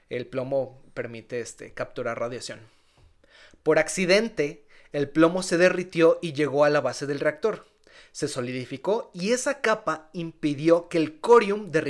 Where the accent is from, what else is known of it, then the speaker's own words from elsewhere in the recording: Mexico; Entonces, casi que como mexicanos, mira, con una peda se te quita.